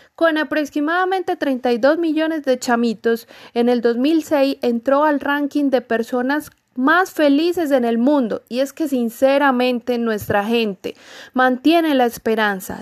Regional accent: Venezuela; nosotros todos los venezolanos

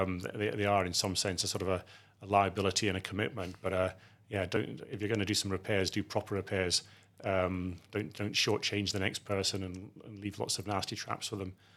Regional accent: outside Edinburgh, Scotland, United Kingdom; I grew up in Scotland, outside Edinburgh.

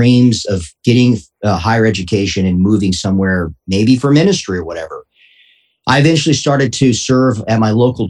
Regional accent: Tucson, Arizona, United States; I am born and raised in not Tucson, okay, Tucson, Arizona

